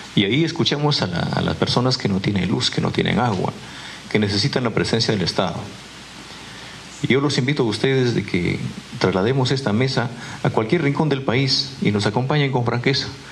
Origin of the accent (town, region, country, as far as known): Peru